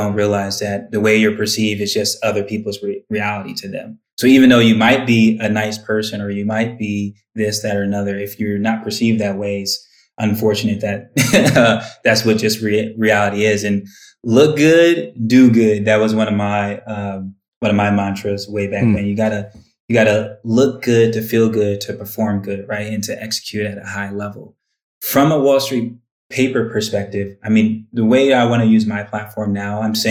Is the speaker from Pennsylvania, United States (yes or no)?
no; Twinsburg, Ohio, United States; also born or lived in Bedford, Ohio; I grew up in Bedford and Twinsburg, spent my high school years in Twinsburg.